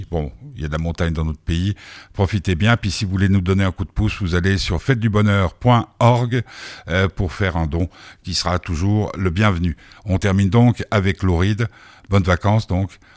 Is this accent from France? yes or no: no; Belgium; je suis belge.